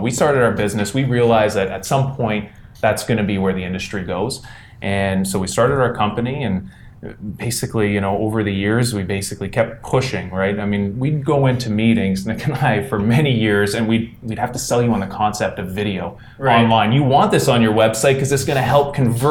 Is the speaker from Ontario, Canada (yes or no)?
yes; Ottawa, Ontario, Canada; we're all Orleans boys. We came from the East End of Ottawa.